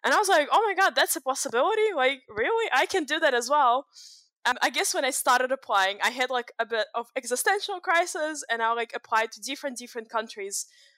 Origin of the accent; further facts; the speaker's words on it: Russia; I grew up in Russia. It was pretty interesting because I went to public school for the most part of my life, and like public schools in Russia are not the same as public schools in New Zealand